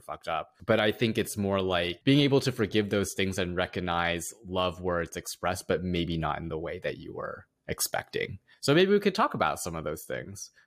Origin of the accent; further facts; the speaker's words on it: United States; growing up as a first generation Asian American